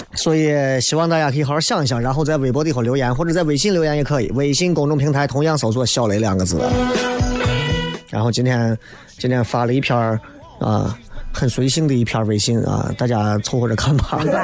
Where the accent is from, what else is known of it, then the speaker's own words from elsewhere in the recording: Xi'an, Shaanxi, China; 作为西安人